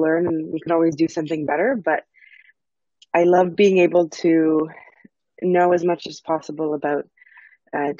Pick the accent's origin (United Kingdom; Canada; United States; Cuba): Canada; I grew up in Canada.